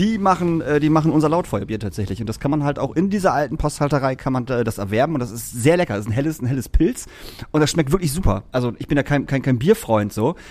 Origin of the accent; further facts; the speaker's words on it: Lingen, Lower Saxony, Germany; now in Hamburg, Germany; in meiner alten Heimat in Lingen.